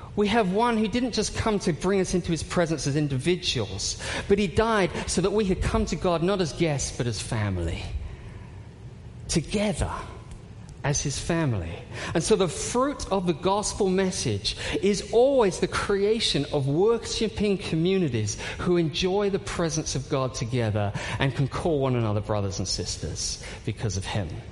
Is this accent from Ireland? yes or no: no; United Kingdom; I'm British